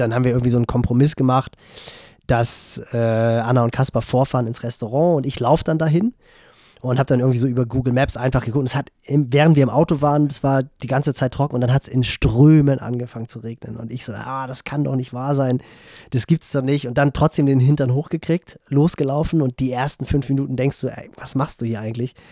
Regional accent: Northern Germany, Germany; als Norddeutscher

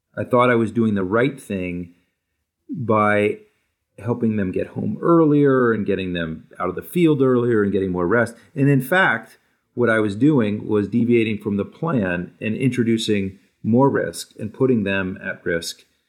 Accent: New Hampshire, United States; moved away; also born or lived in Newport, Rhode Island; I grew up in New Hampshire, and, and before that, a, a, a short time in Newport, Rhode Island

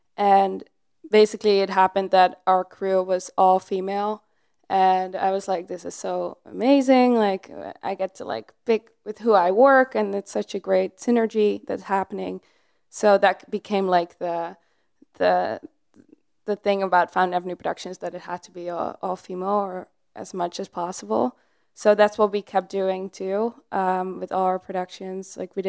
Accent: Netherlands; I was growing up in the Netherlands and I did a lot of theater, like dance related things.

